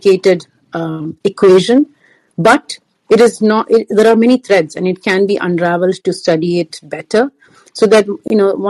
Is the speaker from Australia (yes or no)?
no; India; now in United States; I live in the United States. I'm from India.